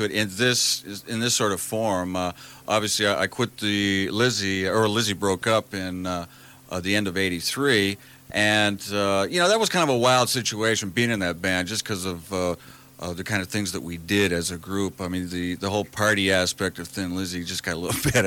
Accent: Los Angeles, California, United States; now in London, United Kingdom; I come from Los Angeles, but I live in London.

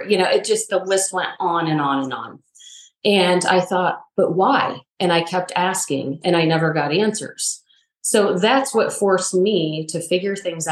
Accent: Northeast Ohio, United States; moved away as an adult; also born or lived in Raleigh, North Carolina; I grew up in Northeast Ohio.

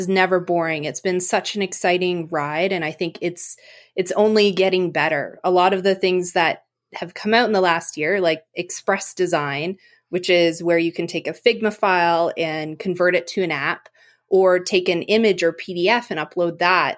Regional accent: Eganville, Ontario, Canada; now in Seattle, United States; I'm originally from Canada. I grew up in, I guess, nearby a small town, Eaganville, Ontario.

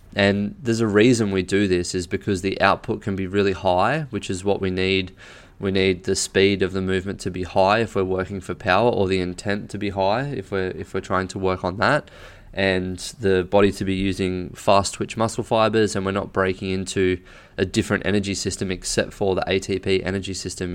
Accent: Australia; I'm an Australian

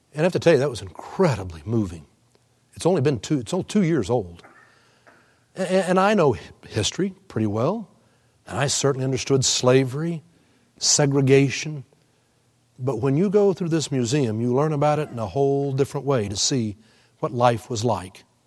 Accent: Houston, Texas, United States; I was born and raised in Houston

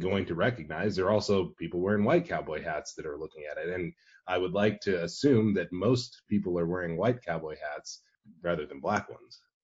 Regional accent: Arizona, United States; I'm from Arizona.

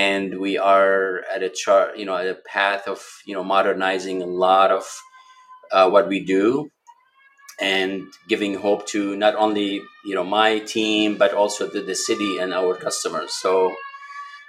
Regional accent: Lebanon; moved away as an adult; now in Milwaukee, United States; I was born and raised in Lebanon

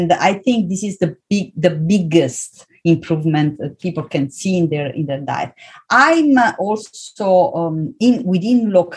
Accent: Southern Italy, Italy; moved away as an adult; also born or lived in Vienna, Austria; I was born and raised in South Italy

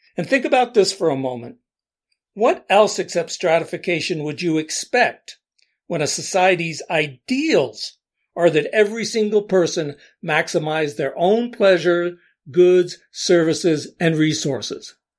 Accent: Allentown, Pennsylvania, United States; I grew up in Allentown, PA, a city of around 100,000 people

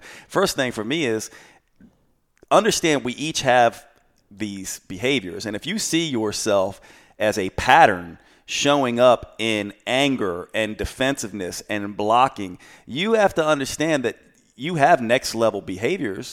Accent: the South, United States; Growing up in the South

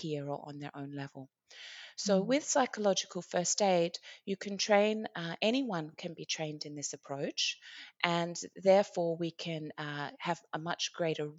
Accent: Australia; now in Iceland; my home country of Australia

